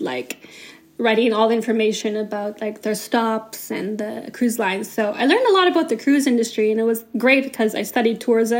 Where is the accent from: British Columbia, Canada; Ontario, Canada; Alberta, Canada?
British Columbia, Canada; now in Germany; I am Canadian, so I moved to Germany 10 years ago, officially, like, 10 years ago, 2014 or 2013.